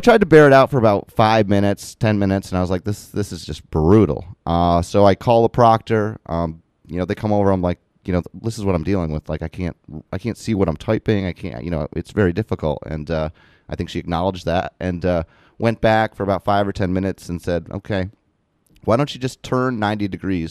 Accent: Morrisonville, New York, United States; also born or lived in Plattsburgh, New York / Malone, New York / South Portland, Maine; we moved here back to where I was born, next to where my mother's family was in Morrisonville, New York

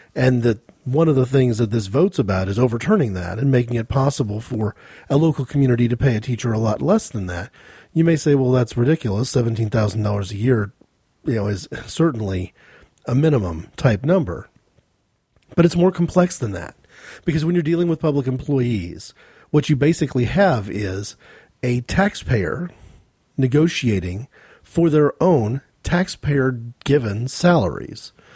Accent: United States; I'm an American.

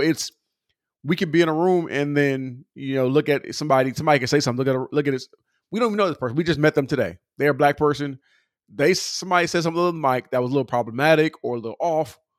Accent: California, United States; I'm from California

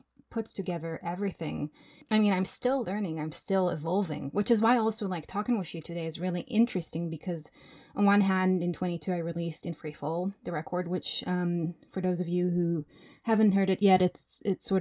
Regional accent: Jerusalem, Jerusalem District, Israel; moved away as an adult; now in Berlin, Germany; I grew up in Jerusalem, and I've been in Berlin for 12 years now

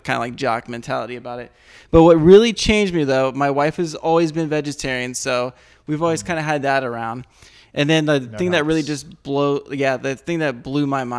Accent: Columbus, Ohio, United States; I am from Columbus, yes.

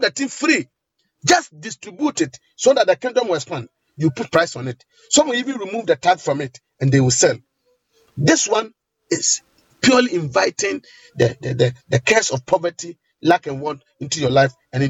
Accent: Ghana; in Ghana here, especially in my hometown

